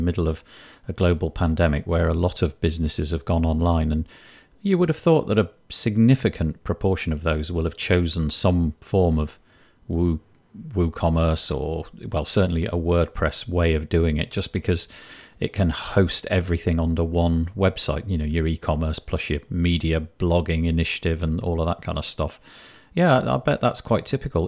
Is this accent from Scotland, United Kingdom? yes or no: no; Yorkshire and the Humber, United Kingdom; being the Yorkshireman that I am